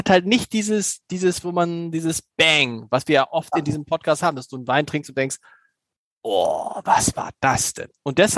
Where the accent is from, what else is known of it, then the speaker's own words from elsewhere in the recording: Germany; ich bin halt ein Deutscher, offensichtlich.